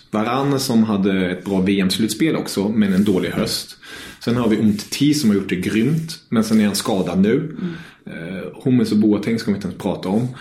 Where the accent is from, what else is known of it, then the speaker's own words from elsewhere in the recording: Germany; moved away; jag är tysk.